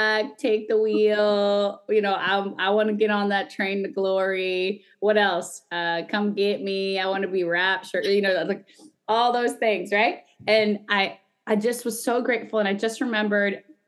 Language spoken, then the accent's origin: English; Guatemala; I'm from Guatemala